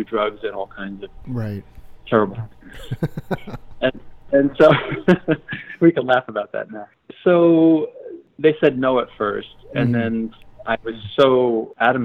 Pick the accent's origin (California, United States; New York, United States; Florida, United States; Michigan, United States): New York, United States; Yonkers; moved away; also born or lived in Fredonia, New York / Eugene, Oregon; I grew up in Yonkers, New York, which is just north of the Bronx